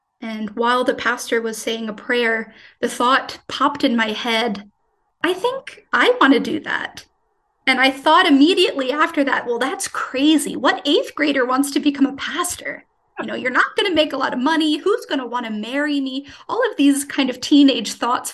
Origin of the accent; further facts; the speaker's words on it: Cranford, New Jersey, United States; moved away as an adult; now in Germany; I was born and raised in Cranford my whole life